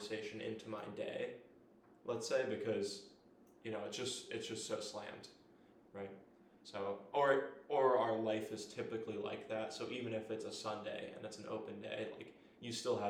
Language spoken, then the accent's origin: English; United States; moved away; also born or lived in Philadelphia, Pennsylvania / Florida; around my hometown, about an hour away